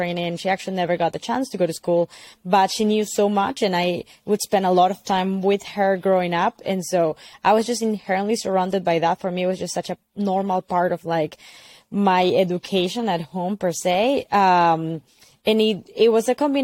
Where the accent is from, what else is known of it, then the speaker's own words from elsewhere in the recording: Lima, Peru; moved away as an adult; also born or lived in United States; I grew up in Peru. I was raised in the city in Lima, but my family is from the Andes